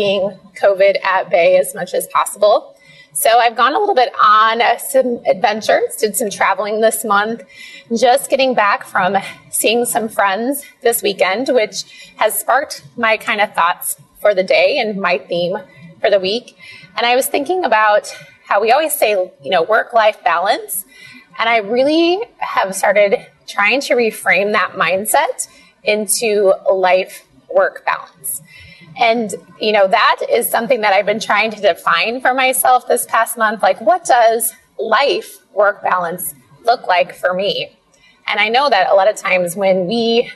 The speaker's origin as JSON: {"language": "English", "region": "Iowa", "country": "United States", "tie": "born or raised there", "moved": "yes", "said": "We grew up in this little small town in Iowa"}